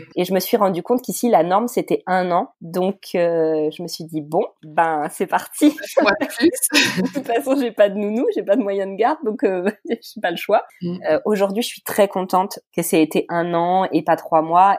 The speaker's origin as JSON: {"language": "French", "region": "Brittany", "country": "France", "tie": "born or raised there", "also_born_or_lived": "Nièvre", "accent": "French", "moved": "as an adult", "lives_now": "Lübeck, Germany", "said": "Je suis née dans le centre de la France. J'ai grandi vraiment, enfin, j'ai passé mon adolescence euh, et j'ai grandi en Bretagne."}